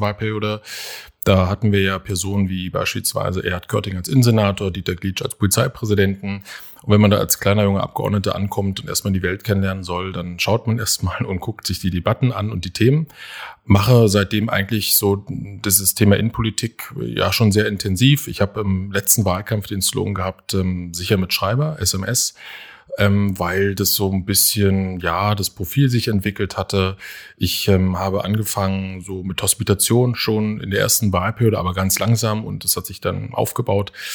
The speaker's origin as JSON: {"language": "German", "region": "Berlin", "country": "Germany", "said": "ich bin ein echter Berliner, auch ein echter Köpenicker"}